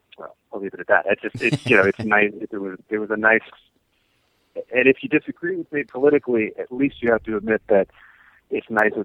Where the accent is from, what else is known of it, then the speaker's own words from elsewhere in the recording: Columbus, United States; I'm from Columbus.